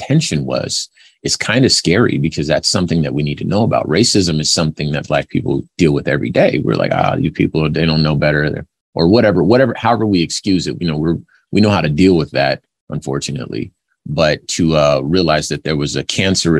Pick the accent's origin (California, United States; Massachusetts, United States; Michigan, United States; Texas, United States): California, United States; Los Angeles; I'm from Los Angeles. That's where I was born